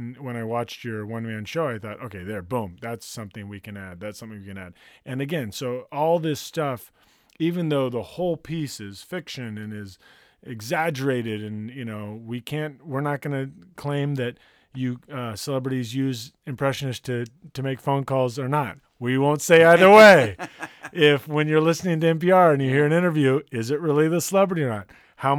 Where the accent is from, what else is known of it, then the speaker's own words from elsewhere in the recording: Santa Barbara, California, United States; I grew up in Santa Barbara. I grew up in a place that used to be called Camp Lore.